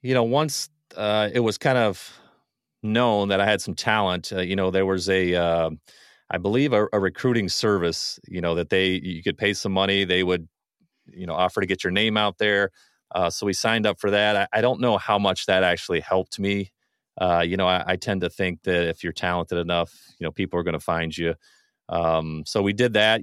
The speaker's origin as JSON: {"language": "English", "region": "Ohio", "country": "United States", "tie": "born or raised there", "also_born_or_lived": "western Pennsylvania", "moved": "as an adult", "lives_now": "Michigan, United States", "said": "I'm originally from Ohio, I, I've got some roots, some, uh, from really my younger days in Pennsylvania, that's where my fr-, parents are from, but I, for the most part, grew up in Ohio"}